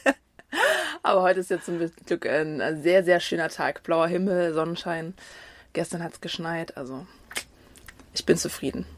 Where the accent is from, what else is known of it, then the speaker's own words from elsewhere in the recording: Dresden, Saxony, Germany; ich bin ähm, in Deutschland geboren, äh, genauer gesagt in Dresden